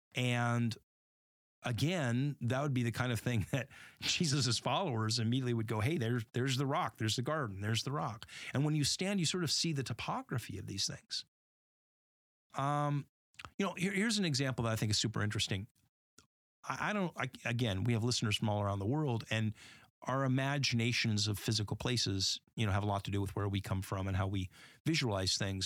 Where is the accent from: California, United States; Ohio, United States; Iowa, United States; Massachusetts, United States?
California, United States; Northern; growing up in California, right, in Northern California